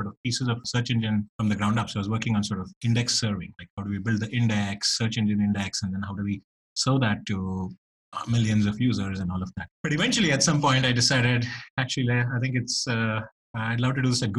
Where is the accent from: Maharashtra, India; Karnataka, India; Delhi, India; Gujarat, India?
Karnataka, India; Bangalore; moved away; it was even rarer when I grew up in India in Bangalore